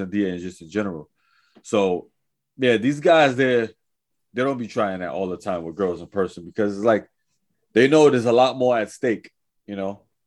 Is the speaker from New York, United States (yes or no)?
yes; New York City, New York, United States; I was from Manhattan. I was in Lower East Side